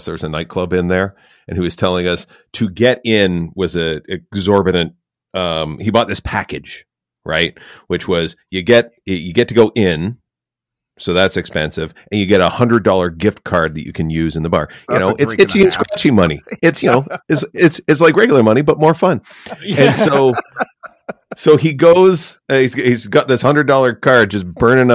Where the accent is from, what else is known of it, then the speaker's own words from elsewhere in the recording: Canada; also born or lived in Ottawa; I'm a Canadian